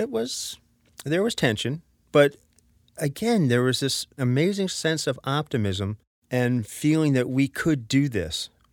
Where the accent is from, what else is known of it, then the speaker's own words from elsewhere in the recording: Norwalk, Connecticut, United States; now in New York City, United States; I grew up in Village Creek, which was, I think, the first intentionally integrated community in New England